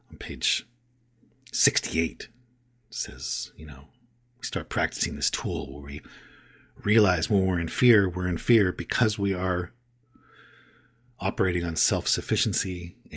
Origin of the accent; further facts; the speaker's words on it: Canada; All of a sudden, I'm from Canada.